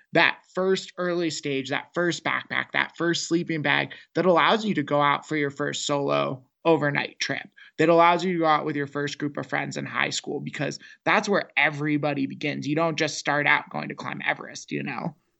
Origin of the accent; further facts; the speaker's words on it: Seattle, Washington, United States; moved away as an adult; now in New Mexico, United States; growing up in Seattle, we were in the suburbs of Microsoft and Boeing